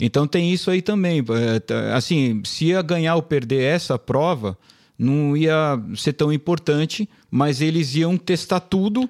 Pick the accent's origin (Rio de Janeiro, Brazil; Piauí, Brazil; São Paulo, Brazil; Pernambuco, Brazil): São Paulo, Brazil; a gente é da ZN, né? Zona Norte, Zona São Paulo